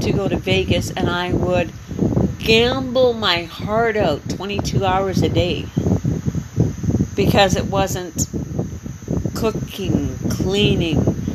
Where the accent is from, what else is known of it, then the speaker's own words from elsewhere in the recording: Canada; moved away as an adult; now in Panama; I'm from Canada